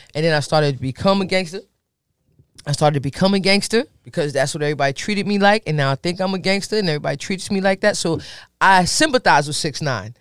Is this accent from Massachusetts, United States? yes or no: no; Bergen County, New Jersey, United States; I'm a girl from Bergen County, New Jersey